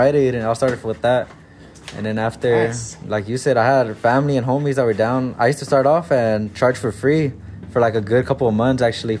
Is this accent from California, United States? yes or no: yes; San Fernando Valley, California, United States; All my life, I grew up, born and raised here, bro.